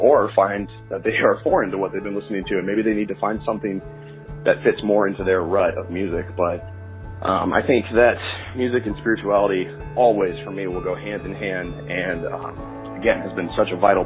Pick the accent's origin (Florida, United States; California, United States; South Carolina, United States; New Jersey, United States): California, United States; Southern; I was raised a Christian in Southern California with my family.